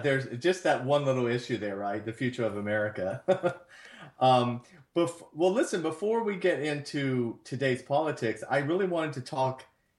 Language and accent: English; Athens, Georgia, United States; moved away as an adult; I'm from Georgia, from Athens.